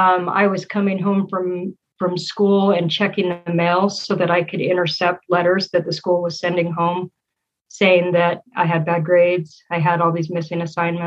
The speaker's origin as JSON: {"language": "English", "region": "Utah", "country": "United States", "tie": "born or raised there", "also_born_or_lived": "Texas / Frankfurt, Germany / Layton, Utah", "said": "we moved back to the States, to Utah, actually, in 84. And we've kind of been here ever since."}